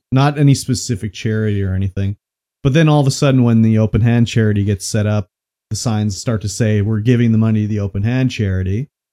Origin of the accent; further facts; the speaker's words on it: Canada; we're Canadian here